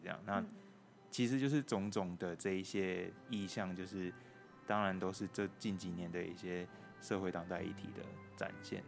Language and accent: Chinese; Taipei, Taiwan; moved away as an adult; now in Tainan, Taiwan; 我是台北人